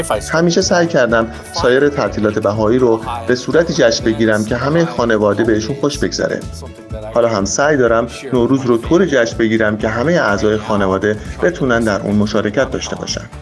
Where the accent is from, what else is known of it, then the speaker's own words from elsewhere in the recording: U.S. Virgin Islands; born there; و من در ویرجین آیلند متولد شدم.